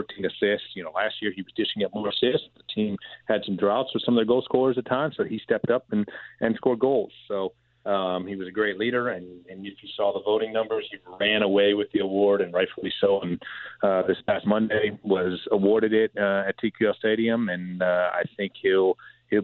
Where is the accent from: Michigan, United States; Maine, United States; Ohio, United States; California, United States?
Ohio, United States; Cleveland; now in Cincinnati, United States; I'm born and raised in Cleveland